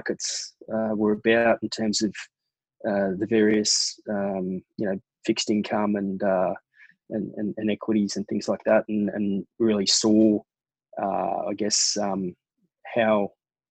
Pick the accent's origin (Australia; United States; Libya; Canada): Australia; Brisbane, Queensland; also born or lived in London; growing up in Brisbane